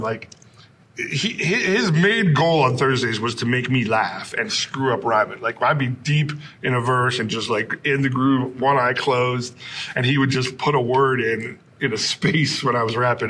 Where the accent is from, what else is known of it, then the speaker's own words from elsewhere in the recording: Bristol, Vermont, United States; me growing up in Vermont